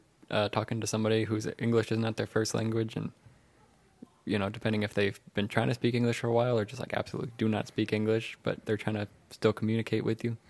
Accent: Houston, Texas, United States; also born or lived in Halifax, Canada / Toronto, Canada; And now we're selling our house that we grew up in here in Houston.

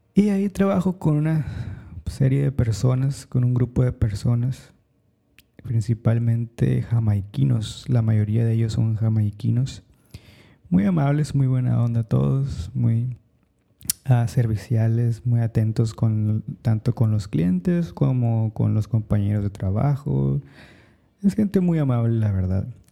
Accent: Mexico; now in New York City, United States; Soy mexicano

